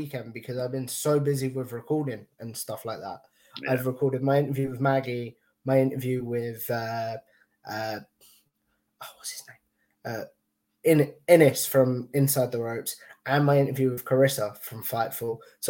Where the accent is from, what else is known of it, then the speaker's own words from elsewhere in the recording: United Kingdom; accent: British, posh; do I speak posh or do I just speak British?